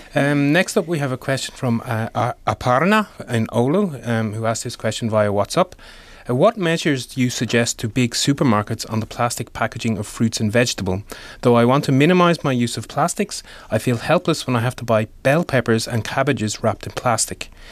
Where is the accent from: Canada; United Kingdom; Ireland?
Ireland; now in Finland; I'm from Ireland, uh, and I go home maybe two or three times a year